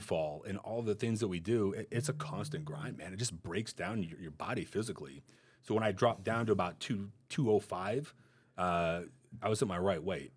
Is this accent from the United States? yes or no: yes; Montana, United States; moved away; I was good growing up in Montana